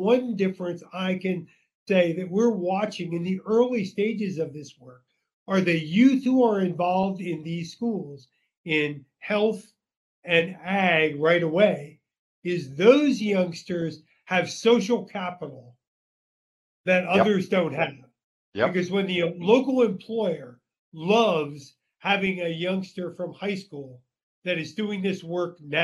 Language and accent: English; Philadelphia, Pennsylvania, United States; moved away as an adult; now in Central Valley, California, United States; I grew up in Philly as a longtime Philly citizen